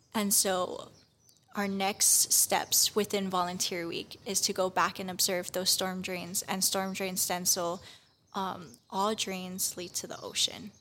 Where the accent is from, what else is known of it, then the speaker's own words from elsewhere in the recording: Kauai, Hawaii, United States; moved away as an adult; now in Hilo, United States; I am originally from Kauai, and I am a student at the University of Hawaii at Hilo